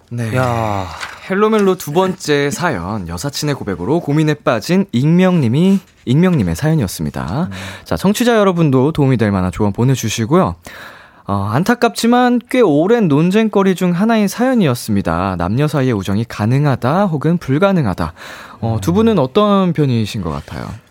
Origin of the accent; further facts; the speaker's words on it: Seoul, South Korea; 저도 이제 평생 서울에서 나고 자라서